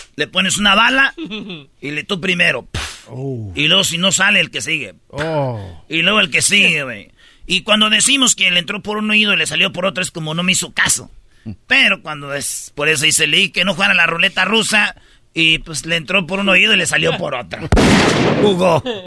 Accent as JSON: {"language": "Spanish", "town": "Jiquilpan", "region": "Michoacán", "country": "Mexico", "tie": "born or raised there", "moved": "yes", "said": "en mi pueblo cuando hacían bailes, pues se oía cuando todo el sonido, güey. Y pues yo estaba morrido y yo no iba a los bailes, pero se oía hasta donde yo vivía. Allá por el lienzo charro se oían los bailes que hacían en el estadio de Jiquilpa"}